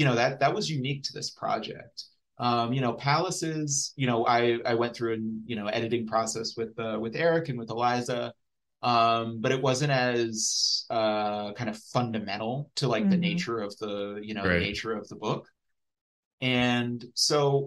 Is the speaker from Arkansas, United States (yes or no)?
no; Dayton, Ohio, United States; I'm from Dayton.